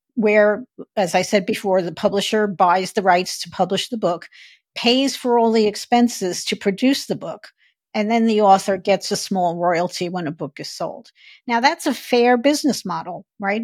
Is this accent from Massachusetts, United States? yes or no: no; New York City, New York, United States; moved away as an adult; also born or lived in Phoenix, Arizona; I grew up in Brooklyn, New York